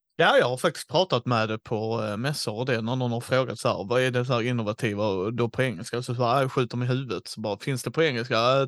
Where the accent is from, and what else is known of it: Helsingborg, Skåne, Sweden; born or raised there